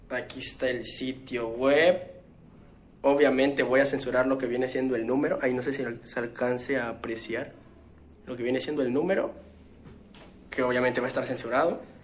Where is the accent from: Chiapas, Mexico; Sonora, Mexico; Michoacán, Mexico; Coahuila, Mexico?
Chiapas, Mexico; de aquí de donde soy, de las Chuapas